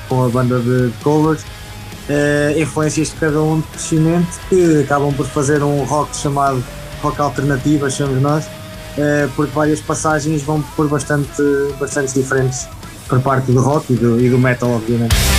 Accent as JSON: {"language": "Portuguese", "town": "Pedrógão", "country": "Portugal", "tie": "born or raised there", "said": "tenho 27 anos, sou natural de Pedrógão"}